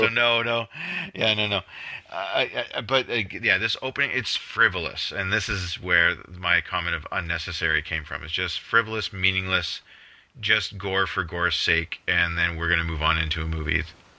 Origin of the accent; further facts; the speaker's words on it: Canada; And I'm not saying that as a Canadian